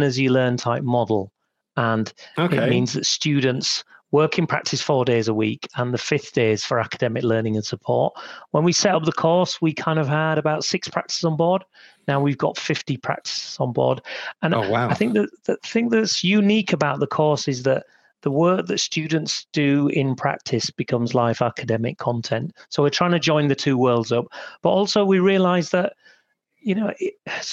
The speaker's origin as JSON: {"language": "English", "town": "Huddersfield", "region": "Yorkshire and the Humber", "country": "United Kingdom", "tie": "born or raised there", "also_born_or_lived": "Sheffield", "said": "I was born in Huddersfield in 1969. To migrant Punjabi parents."}